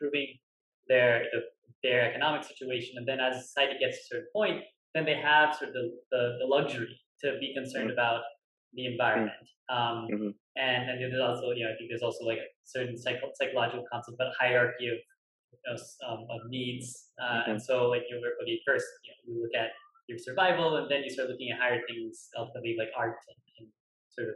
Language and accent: English; Birmingham, Alabama, United States; Birmingham Zoo in Alabama, where I grew up